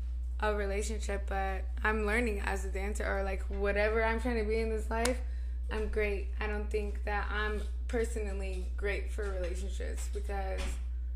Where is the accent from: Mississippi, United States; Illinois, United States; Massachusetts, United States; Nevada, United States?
Nevada, United States; I'm from Nevada.